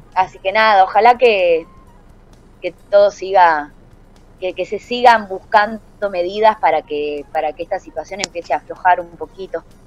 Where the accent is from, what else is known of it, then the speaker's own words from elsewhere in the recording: Salta, Argentina; now in Buenos Aires, Argentina; Yo soy salteña y en Salta